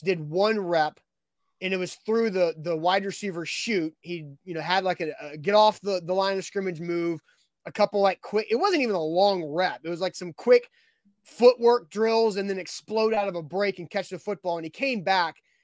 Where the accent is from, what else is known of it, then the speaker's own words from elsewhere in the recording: Nashville, Tennessee, United States; I grew up in Nashville initially, uh, in the nineties.